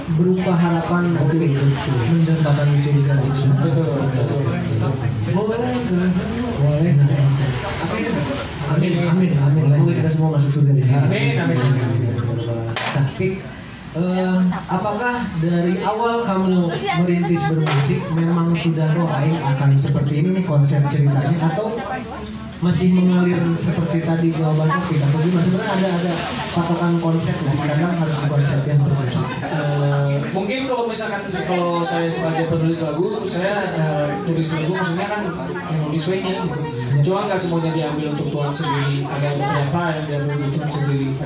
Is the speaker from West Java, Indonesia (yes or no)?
yes; Tasikmalaya, West Java, Indonesia; now in Bandung, Indonesia; habis itu kan saya pindah ke dari Tasik Tasik juga sama kondisinya kayak itu sendu gitu kan sepoi-sepoi nah, gitu. terus tiba-tiba pindah ke Bandung